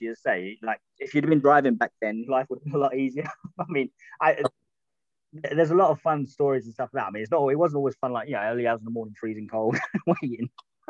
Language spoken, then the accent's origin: English; Kent, South East England, United Kingdom; now in London, United Kingdom; I grew up in Kent.